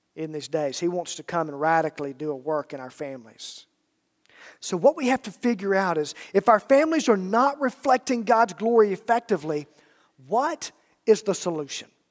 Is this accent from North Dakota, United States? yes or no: no; Alabama, United States; I'm from Alabama